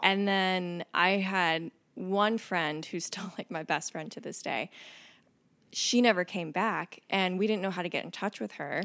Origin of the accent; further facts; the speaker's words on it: Mississippi Gulf Coast, United States; moved away as an adult; also born or lived in Kentucky; now in Cincinnati, United States; I grew up in Mississippi